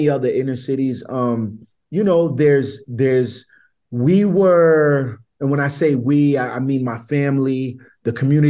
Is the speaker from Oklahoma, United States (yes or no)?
no; Providence, Rhode Island, United States; I grew up on the North End right outside of Providence College